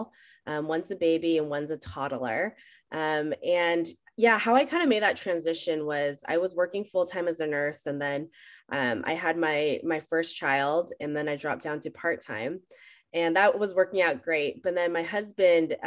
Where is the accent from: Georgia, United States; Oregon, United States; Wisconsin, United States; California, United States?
California, United States; Bay Area; also born or lived in San Jose / Los Altos; I am the person that either loves or just the boring person that never left the Bay Area. I was born in San Jose